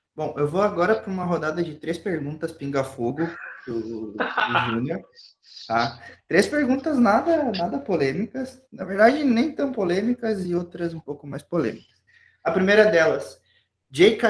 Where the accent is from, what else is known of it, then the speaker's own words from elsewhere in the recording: Rio Grande do Sul, Brazil; nós todos somos aqui do Rio Grande do Sul